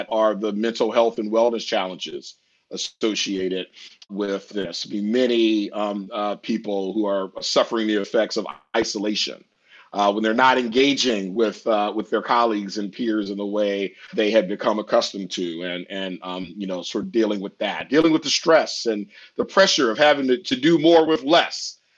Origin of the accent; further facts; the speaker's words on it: Washington, District of Columbia, United States; I'm privileged to lead a prominent law school here in DC, which is my hometown